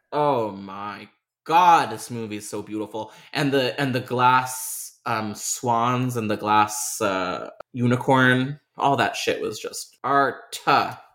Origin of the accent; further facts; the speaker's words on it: Toronto, Ontario, Canada; University of Toronto. It's just, like, my hometown in a nutshell